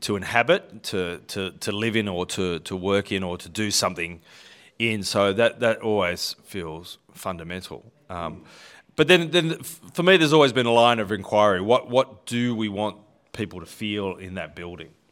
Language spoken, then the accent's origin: English; Sydney, New South Wales, Australia; was born in Seven Hills, actually, and grew up in, uh, the northwestern suburbs of Sydney. So, a proud Westie